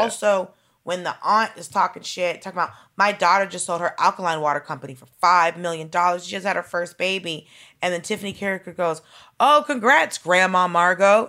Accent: Atlanta, Georgia, United States; I grew up in Atlanta

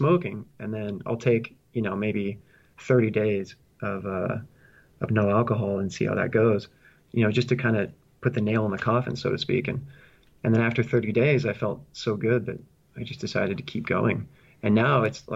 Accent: San Francisco Bay Area, California, United States; moved away as an adult; also born or lived in Boston / Shanghai; now in Hong Kong; I'm originally from the San Francisco Bay Area in California

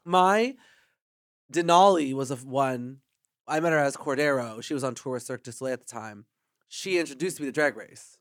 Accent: Canada

